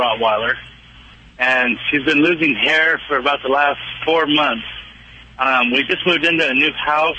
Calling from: Lemoore, California, United States; I'm in Lemoore, California.

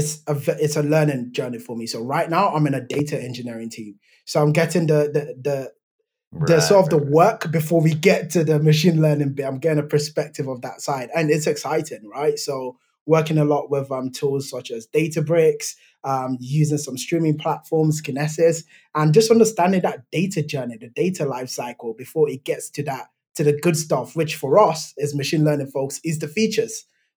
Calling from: outskirts of London, England, United Kingdom; So I'm calling in from the United Kingdom. So I'm in England, just staying outside the outskirts of London.

